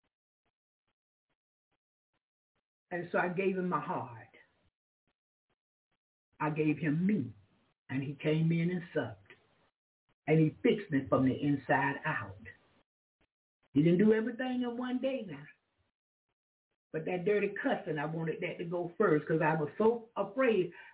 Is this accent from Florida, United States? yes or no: yes; Jacksonville, Florida, United States; That's my hometown, Jacksonville or Florida